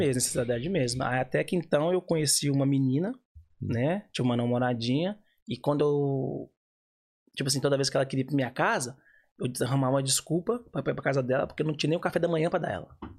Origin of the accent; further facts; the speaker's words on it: Bahia, Brazil; now in Ireland; eu sou baiano